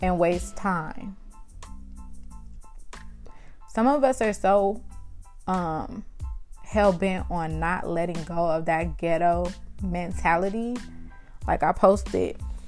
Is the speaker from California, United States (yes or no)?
yes; Compton, California, United States; also born or lived in South Central Los Angeles; I'm from Compton, California, by way of South Central Los Angeles, 43rd and Hoover, and Central and Alondra.